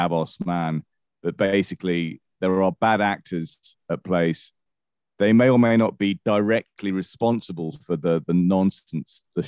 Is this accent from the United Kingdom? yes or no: yes; United Kingdom; I'm British, as a kid went through the winter of discontent in the late 70s